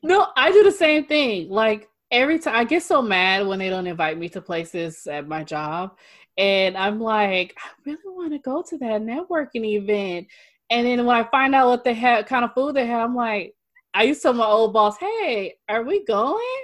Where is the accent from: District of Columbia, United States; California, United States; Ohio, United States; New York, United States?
California, United States; Northern; I'm from Northern California, so I'm up in the Bay Area.